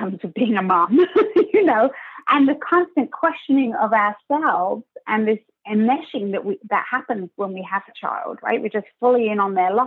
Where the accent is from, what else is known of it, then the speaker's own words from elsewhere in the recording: England, United Kingdom; moved away as an adult; also born or lived in Switzerland; now in Toronto, Canada; I'm obviously from England.